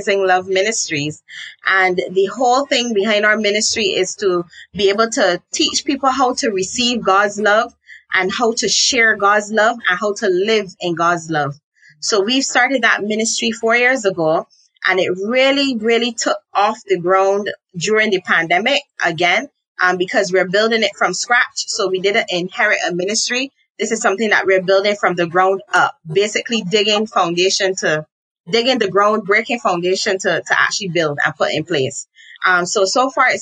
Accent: Barbados; I'm from Barbados, and I am a business coach and mentor

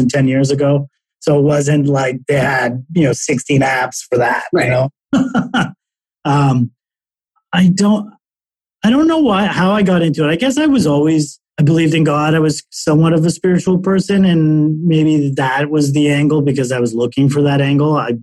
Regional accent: Toronto, Ontario, Canada; moved away as an adult; also born or lived in Chicago / New York; I'm originally from Toronto

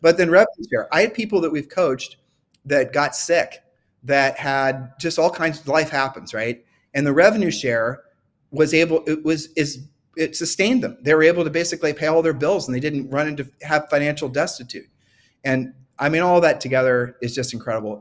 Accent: Ohio, United States; I'm from Ohio

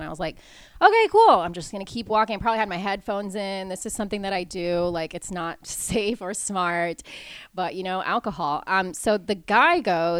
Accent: Portugal; I was born in Portugal, which is a coastal country

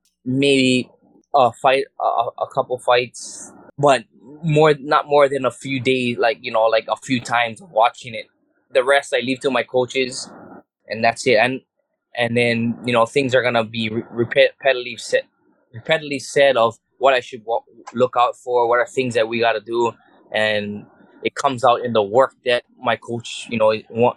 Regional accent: Hawaii, United States; I'm a wrestler, boxer from Hawaii.

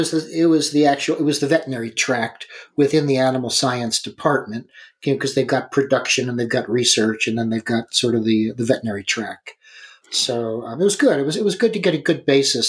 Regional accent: Philadelphia, Pennsylvania, United States; moved away as an adult; also born or lived in New York City / Denver, Colorado; I grew up in suburbs of Philadelphia.

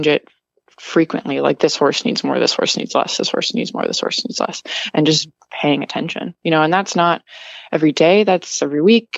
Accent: Wisconsin, United States; also born or lived in New York / Massachusetts; now in Florida, United States; I'm originally from Wisconsin

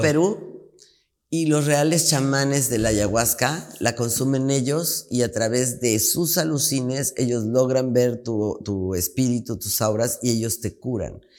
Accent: Mexico; En mi país

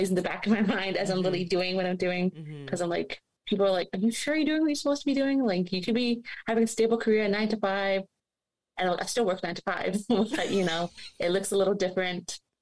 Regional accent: Canada; since I was a little girl, and growing up in Canada

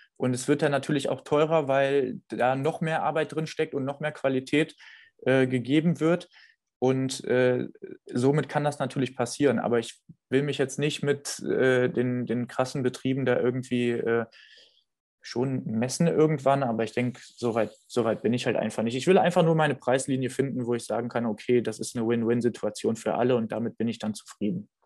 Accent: Düsseldorf, North Rhine-Westphalia, Germany; moved away; also born or lived in Winningen; ich komme ursprünglich aus der Gegend Neues Düsseldorf. Ich bin in Düsseldorf geboren.

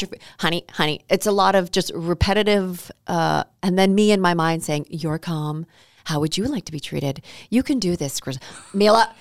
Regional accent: Canada; I'm Canadian

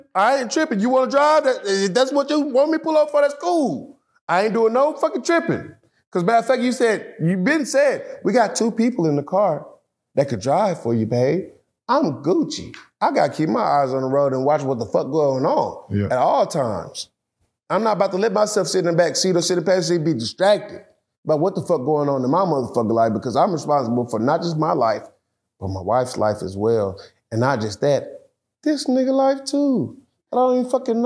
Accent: Dallas, Texas, United States; I come from Oak Cliff

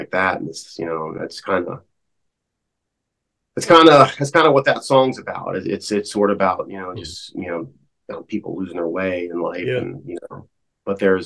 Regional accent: Jefferson County, Eastern Ohio, United States; I grew up in Eastern Ohio and in Jefferson County over there

